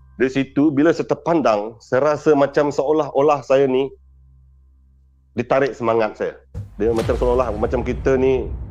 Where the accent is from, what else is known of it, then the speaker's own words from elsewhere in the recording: Sarawak, Malaysia; saya berasal dari Seribu Sarawak